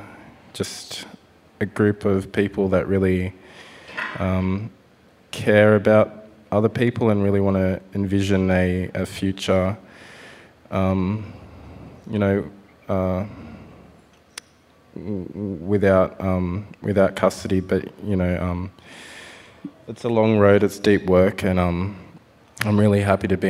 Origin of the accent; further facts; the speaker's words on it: Parramatta, New South Wales, Australia; I grew up on Dari country out at Parramatta